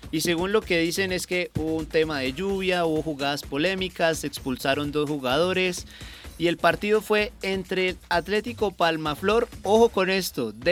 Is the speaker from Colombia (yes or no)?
yes; Colombia; son cosas que nos pasan aquí como colombianos también que hay que empezar a revisar.